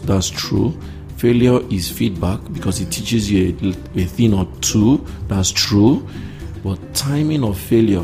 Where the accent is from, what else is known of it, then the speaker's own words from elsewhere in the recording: Nigeria; as a Nigerian or African